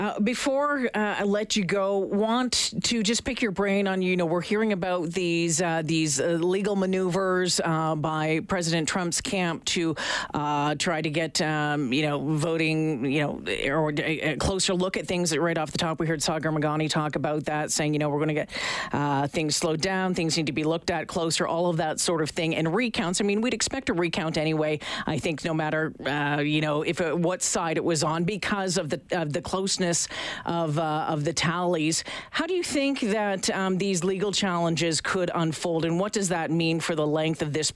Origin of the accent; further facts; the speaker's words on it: Edmonton, Alberta, Canada; as a Canadian, as an Albertan, as an Edmontonian, sitting back and watching this last night